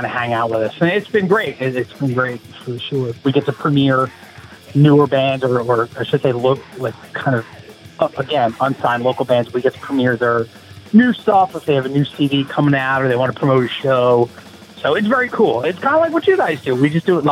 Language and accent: English; Norristown, Pennsylvania, United States; also born or lived in Philadelphia, Pennsylvania; I was born and raised in the outskirts of Philadelphia at a little place called Norristown, Pennsylvania. But I currently live in Philadelphia right now.